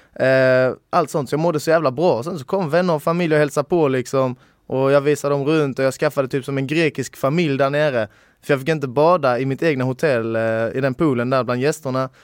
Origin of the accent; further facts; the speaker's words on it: Sweden; jag är helt svensk, eller min farfar är polack